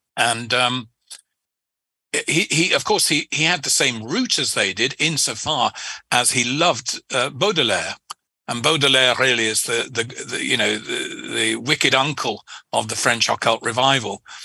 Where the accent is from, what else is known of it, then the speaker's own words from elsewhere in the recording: England, United Kingdom; as an Englishman, you you grow up